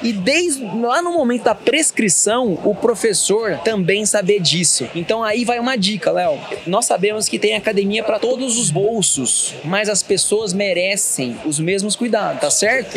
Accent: Pouso Alegre, Minas Gerais, Brazil; eu sou mineiro, de Pouso Alegre

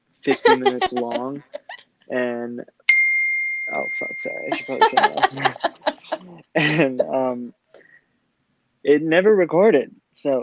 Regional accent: El Centro, California, United States; now in San Diego, United States; I am 21 years old. I am originally from El Centro, California. Don't go there, I promise you it's not that great. But I now live in San Diego, California.

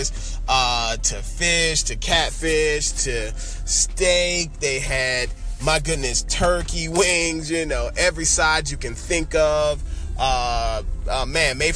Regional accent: New Orleans, Louisiana, United States; we're both from New Orleans.

